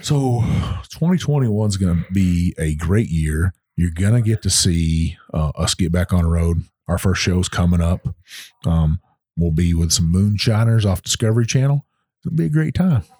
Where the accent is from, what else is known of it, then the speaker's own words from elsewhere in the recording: Texas, United States; moved away; Texas and see my home state